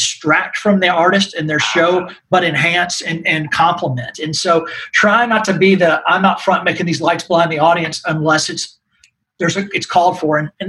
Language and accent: English; Nashville, Tennessee, United States; But, you know, I grew up here in Nashville, which is not many of us that are in this industry that grew up here now.